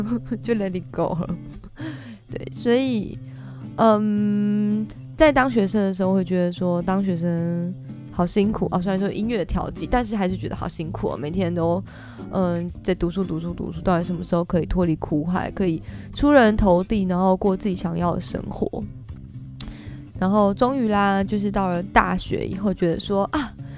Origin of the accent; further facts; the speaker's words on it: Kaohsiung, Taiwan; moved away as an adult; also born or lived in Taipei; 因为我是高雄人嘛，所以到台北其实也拓展了我不同的眼界